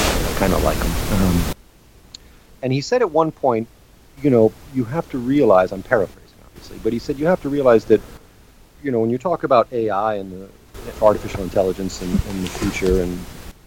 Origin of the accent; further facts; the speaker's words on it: United States; I'm American